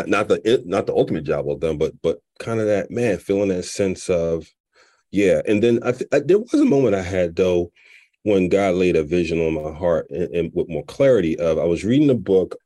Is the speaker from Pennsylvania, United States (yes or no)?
yes; Philadelphia, Pennsylvania, United States; moved away as an adult; also born or lived in Chicago; born and raised in Philly, had never moved until I got the job to Allstate.